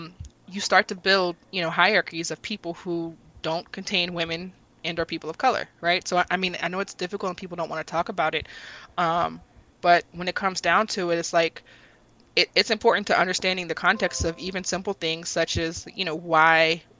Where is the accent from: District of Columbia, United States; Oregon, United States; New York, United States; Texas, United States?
District of Columbia, United States; Washington; so for me, I'm from Northeast D.C., and I remind people all the time that I'm from Northeast D.C.